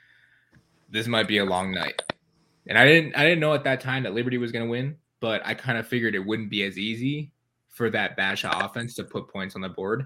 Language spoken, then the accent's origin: English; Michigan, United States; I'm from Michigan